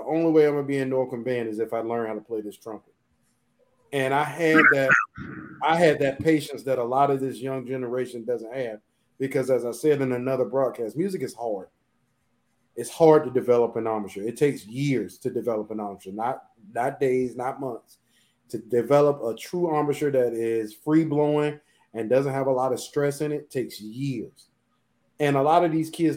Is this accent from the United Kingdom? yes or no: no; Portsmouth, Virginia, United States; I'm from Portsmouth, Virginia.